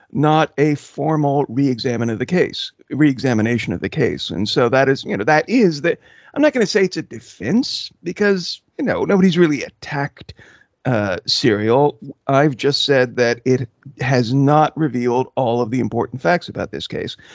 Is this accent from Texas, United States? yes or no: yes; Houston, Texas, United States; also born or lived in Belgium / Austin, Texas; I grew up mostly in Houston, Texas, and also Austin